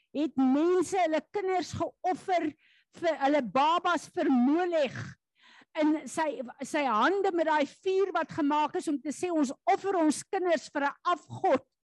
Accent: South Africa; as Suid-Afrikaners

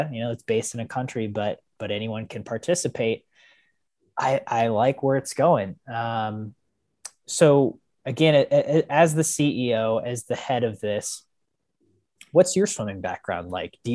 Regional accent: United States; as an American

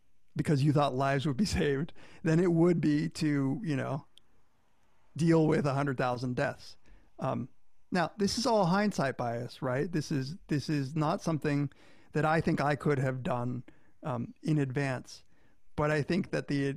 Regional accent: Florida, United States; I grew up in Florida

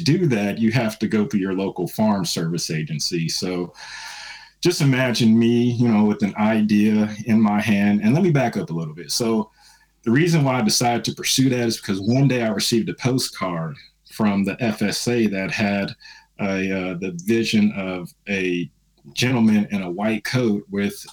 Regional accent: San Francisco, California, United States; now in Indianapolis, United States; I was born in San Francisco, California.

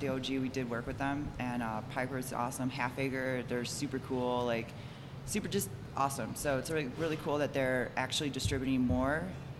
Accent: Chicago, Illinois, United States; now in Denver, United States; they know we're from Chicago.

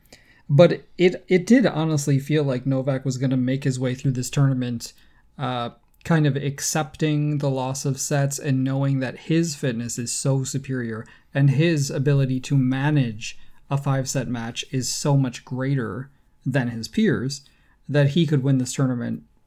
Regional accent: United States; now in Canada; I'm from the U S, but, uh, I mean, as an American

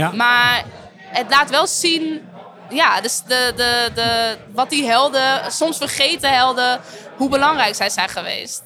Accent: Netherlands; ik ben niet Surinaams, maar ik ben opgegroeid in Nederland

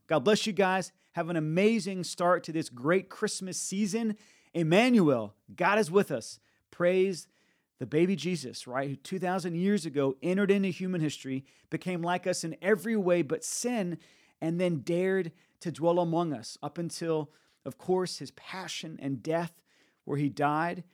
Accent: United States; also born or lived in Nashville, Tennessee; now in Tampa, United States; I see it in myself as an American

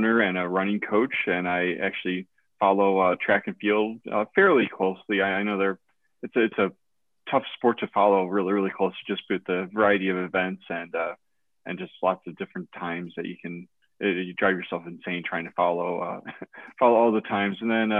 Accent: Toledo, Ohio, United States; now in Charlotte, United States; my hometown, Toledo Mud Hens.

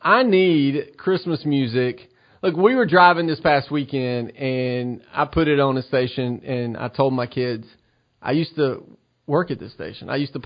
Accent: Southern United States, United States; accent: Southern; There's moments where my Southern accent comes stronger than others.

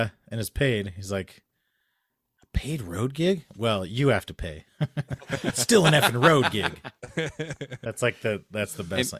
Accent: Pittsburgh, Pennsylvania, United States; accent: Midland American English; now in Columbus, United States; Yeah, I speak a Midland American English dialect. I grew up in Pittsburgh and live in Columbus, Ohio.

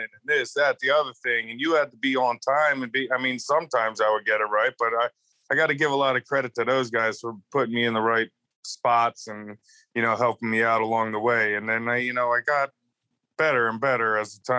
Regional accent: outside of Philadelphia, Pennsylvania, United States; moved away; also born or lived in Tampa Bay, Florida / Clearwater, Florida / Salt Lake City, Utah; I was born outside of Philadelphia in Pennsylvania. And I lived there for a lot of my life

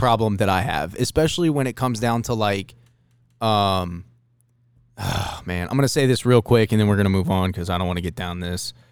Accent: Ohio, United States; I'm from Ohio.

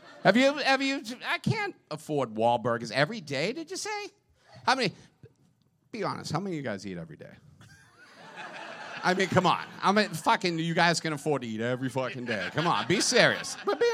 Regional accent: Hingham, Massachusetts, United States; I grew up in Hingham.

